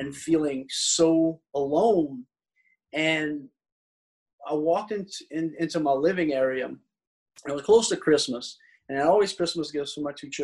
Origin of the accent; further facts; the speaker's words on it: South Louisiana, United States; since I'm a Cajun and I live in South Louisiana